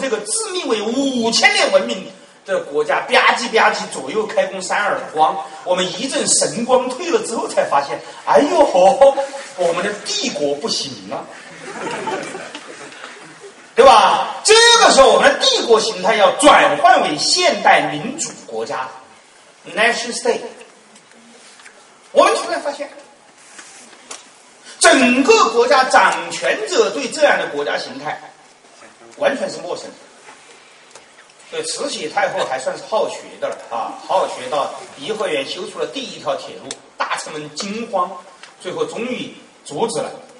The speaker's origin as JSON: {"language": "Chinese", "country": "China", "said": "我们中国人爱把西方区分为两个系统，"}